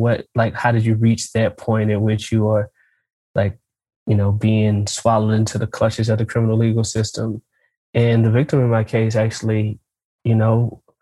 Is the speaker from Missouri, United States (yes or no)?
yes; St. Louis, Missouri, United States; now in Nashville, United States; I grew up in St. Louis.